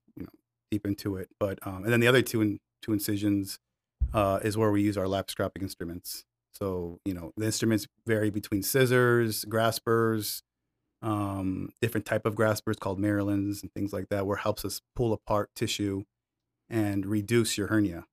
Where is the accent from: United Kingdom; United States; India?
United States; Michigan; moved away; I grew up in Michigan, and there was Devil's Night when I was six or seven years old